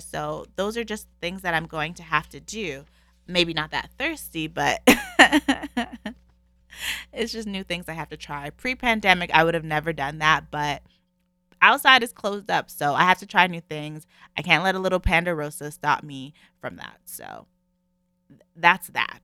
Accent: Canada; I'm in Canada, if you guys don't know, I'm Canadian.

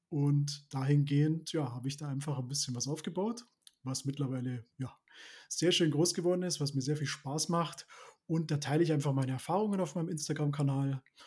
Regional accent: Neuburg an der Donau, Bavaria, Germany; Ich komme aus, der, aus den Schienen Neuburg. Das ist ja inmitten Bayern, kann man sagen. Lebe da mit meiner Familie und unserem Hund

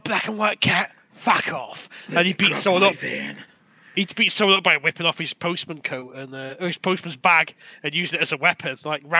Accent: Boston, Massachusetts, United States; I'm from Boston.

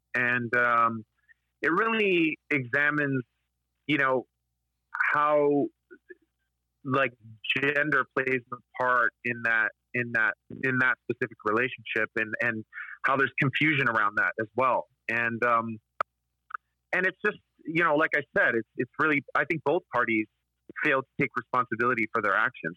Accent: Canada; We're collectively all a part of this history as Canadians

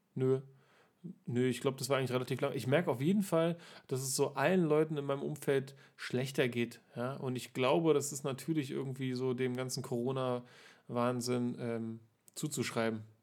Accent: Berlin, Germany; ich bin ja hier in Berlin nun aufgewachsen und auch hier geboren

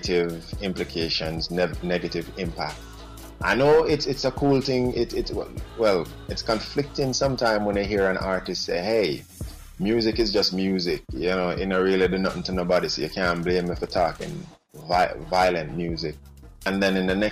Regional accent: Jamaica; as a Jamaican, in my culture, that was seen as a big deal.

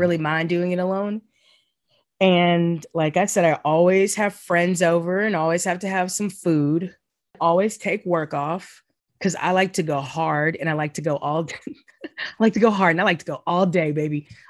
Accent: the South, United States; now in New York, United States; the feeling as a Southerner

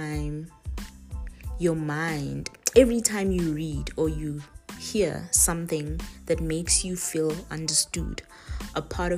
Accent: Estcourt, KwaZulu-Natal, South Africa; I am from Estcourt, which is a small town based in KZN, which is in South Africa.

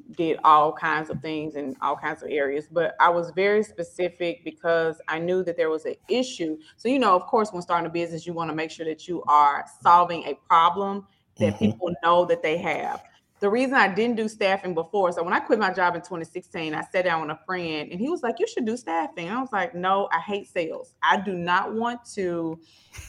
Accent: Memphis, Tennessee, United States; accent: Memphis; now in Nashville, United States; I am from Memphis. Memphis. This is the Memphis accent.

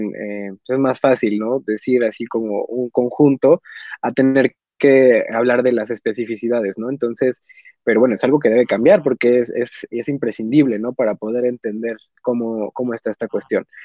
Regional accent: Mexico; nosotros somos de México

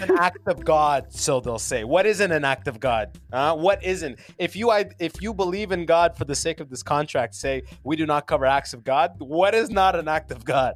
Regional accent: London, Ontario, Canada; also born or lived in Sudan / United States; now in Toronto, Canada; I grew up in London, Ontario

